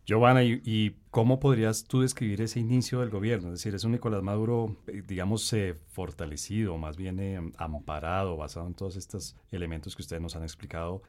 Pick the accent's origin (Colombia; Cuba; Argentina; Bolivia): Colombia; uno como colombiano